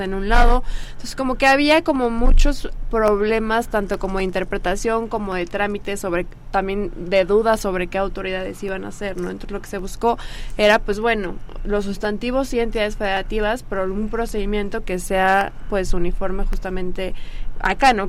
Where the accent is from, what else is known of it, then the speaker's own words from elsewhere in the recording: Mexico; como sociedad mexicana